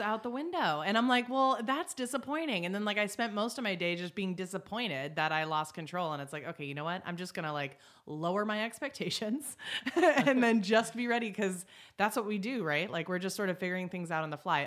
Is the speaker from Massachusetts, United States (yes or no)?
yes; Boston, Massachusetts, United States; moved away as an adult; also born or lived in upstate New York; I was from Boston